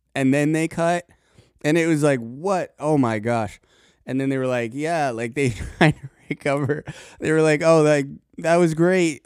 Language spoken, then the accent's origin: English; Colorado, United States; now in Tennessee, United States; at least when I was living there